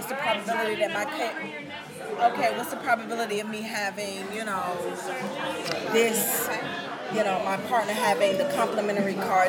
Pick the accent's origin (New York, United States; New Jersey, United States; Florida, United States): New York, United States; New York City; moved away; I grew up in Brooklyn, New York